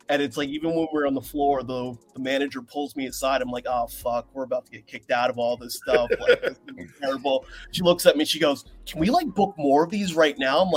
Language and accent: English; Seattle, Washington, United States; I'm from Seattle.